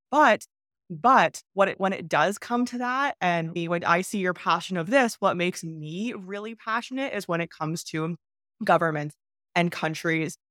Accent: Canada; moved away as an adult; also born or lived in China / Turkey; I moved from Canada to China

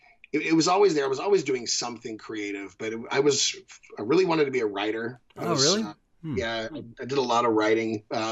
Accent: Bakersfield, California, United States; I grew up in Bakersfield, California.

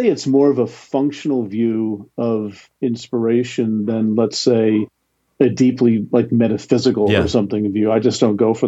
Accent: New Jersey, United States; I grew up in New Jersey.

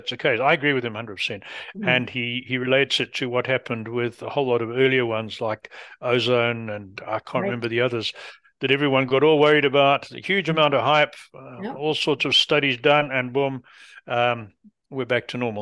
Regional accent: England, United Kingdom; being English

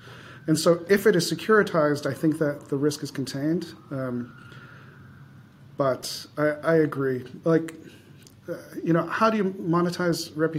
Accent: Chicago, Illinois, United States; I grew up in Chicago.

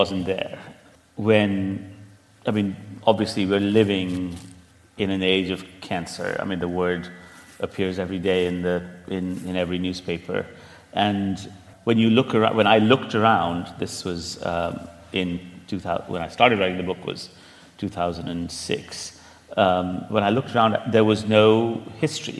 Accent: Delhi, India; moved away as an adult; also born or lived in Stanford, California / Oxford / London; now in New York, United States; I was born in Delhi and went to school there

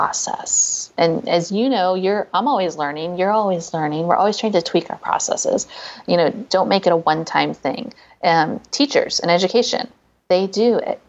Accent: St. Louis, Missouri, United States; my hometown, St. Louis, Missouri.

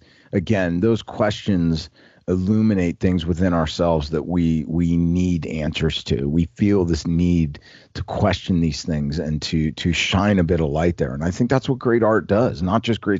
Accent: New Orleans, Louisiana, United States; now in Newport Beach, United States; I'm from New Orleans, but I'm now out in Southern California so I can surf every day.

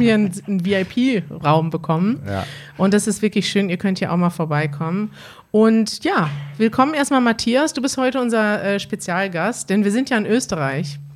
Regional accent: Germany; wir kommen aus Deutschland

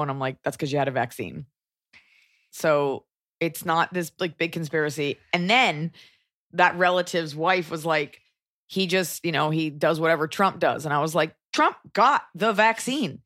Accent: United States; as an American

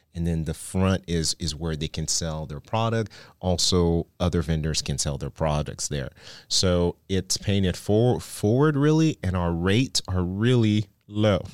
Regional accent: Haiti; now in Dallas, United States; I grew up in Haiti

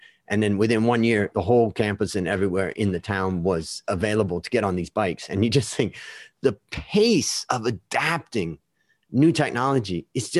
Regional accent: United States; moved away as an adult; as an American growing up in America

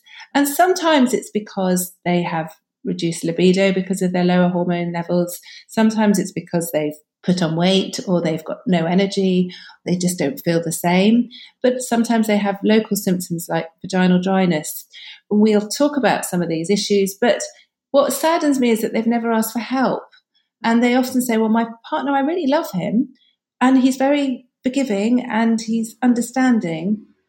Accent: United Kingdom; because being very British, people don't like talking about sex, do they?

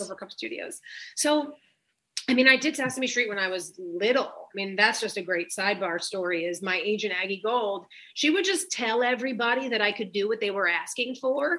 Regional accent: New York, United States; I'm from New York

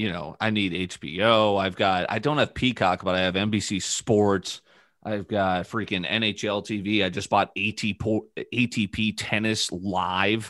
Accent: St. Louis, Missouri, United States; also born or lived in New Canaan, Connecticut; when I moved to St. Louis area, you know, it was like club lacrosse for Lafayette where we went to high school.

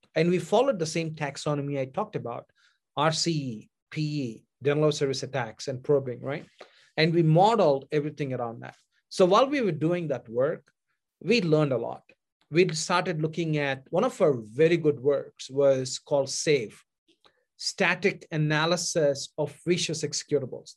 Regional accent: India; moved away as an adult; now in United States; any dreamer from India came to this country to pursue my advanced degree

